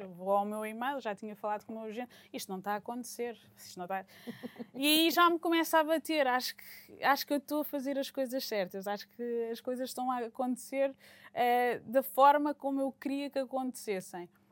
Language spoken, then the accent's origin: Portuguese; Portugal; moved away; voltar a Portugal, ao meu país, estar com a minha família